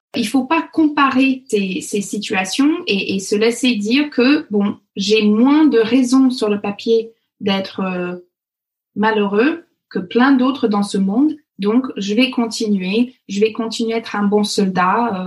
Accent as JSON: {"language": "French", "town": "Fox Creek", "region": "Alberta", "country": "Canada", "tie": "born or raised there", "second_language": "French", "moved": "as an adult", "lives_now": "near Versailles, France", "said": "les gens de l'Alberta ou le Fox Creek, là où j'ai grandi"}